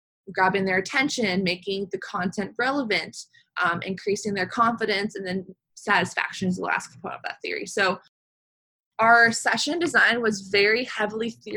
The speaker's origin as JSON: {"language": "English", "town": "Palo Alto", "region": "California", "country": "United States", "tie": "born or raised there", "said": "I grew up in Palo Alto, California, Northern California."}